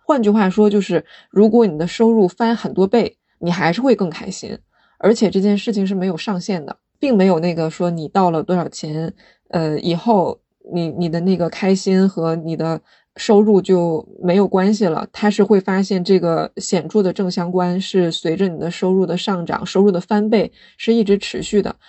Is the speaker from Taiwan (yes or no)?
no; China; 我们生在中国